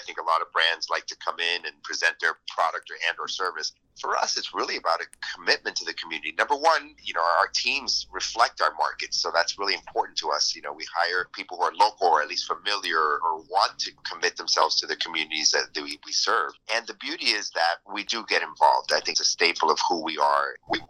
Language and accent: English; Miami, Florida, United States; I was born and raised in Miami, so I am a true Miamian, and I love the city